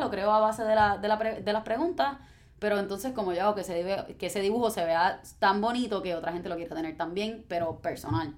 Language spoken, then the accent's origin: Spanish; Guaynabo, Puerto Rico; me crié en Guaynabo